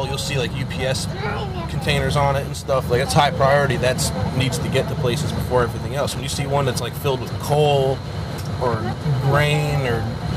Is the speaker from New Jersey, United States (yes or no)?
yes; Newark, New Jersey, United States; moved away as an adult; also born or lived in Philadelphia; I grew up in Newark, New Jersey, and it's not really a good place